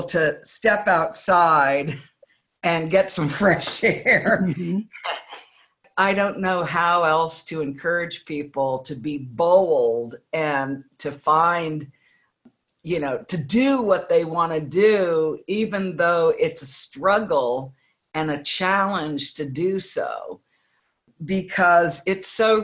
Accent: United States; I'm an American

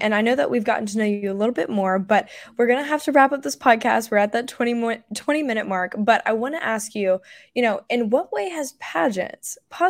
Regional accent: North Carolina area, the Carolinas, United States; I'm from the South Carolina, North Carolina area, so they have a big pageant there.

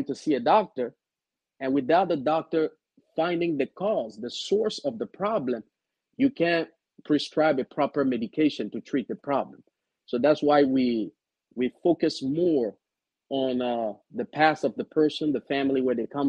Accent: DR Congo; moved away as an adult; now in Frederick, United States; I grew up in Central Africa, Republic Democratic of Congo

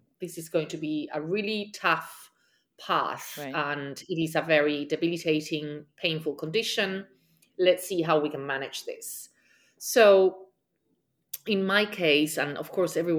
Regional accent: Spain; now in New York City, United States; I am from Spain and I currently live in New York City.

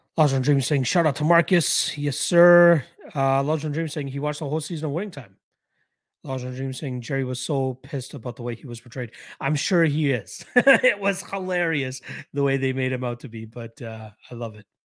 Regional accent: Canada; Being a Canadian

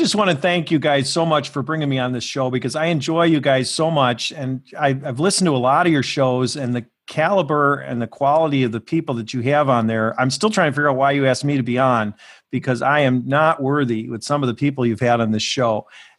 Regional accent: Ireland; I can only say that because I'm an Irish lawyer.

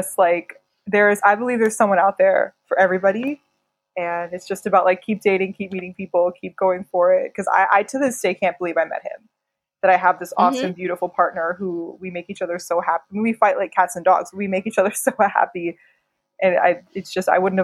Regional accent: Pittsburgh, Pennsylvania, United States; moved away as an adult; also born or lived in New York, United States; now in New Delhi, India; I grew up in Pittsburgh, Pennsylvania

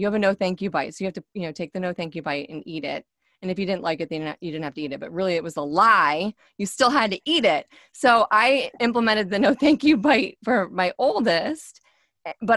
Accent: Michigan, United States; moved away; I'm from Michigan. So originally, so we say pop

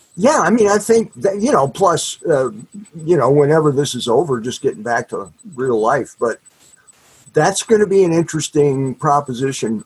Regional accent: the Midwest and Minnesota, United States; I grew up fishing lakes in the Midwest and, and up in Minnesota

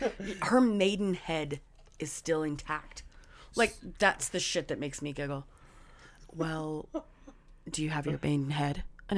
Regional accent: Utah, United States; I'm like, Utah.

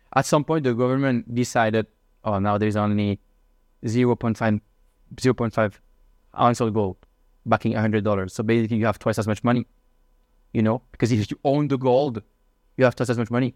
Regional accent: Switzerland; moved away as an adult; also born or lived in Shanghai / Hong Kong / Madrid; now in Singapore; I'm from Switzerland. I'm thirty-one years old.

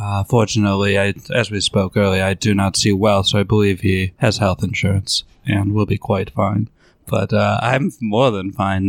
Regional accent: Montana, United States; Americans, even though I'm from Montana, call it propaganda

